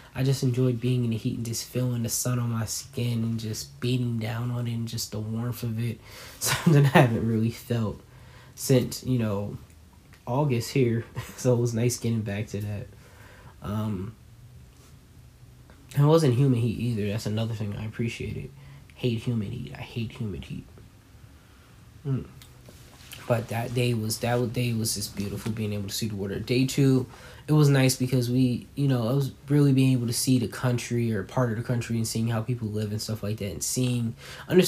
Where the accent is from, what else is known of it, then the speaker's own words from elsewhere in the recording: New Jersey, United States; I'm from Jersey